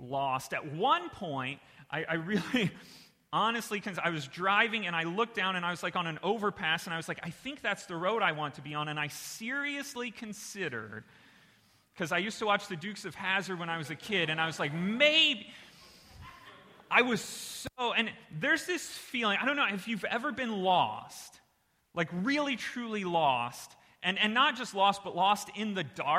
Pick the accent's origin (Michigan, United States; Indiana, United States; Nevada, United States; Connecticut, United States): Indiana, United States; moved away; I'm originally from Indiana